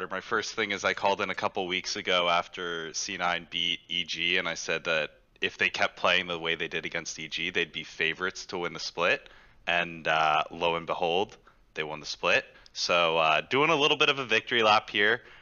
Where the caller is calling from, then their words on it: Houston, Texas, United States; Uh, Houston, Texas.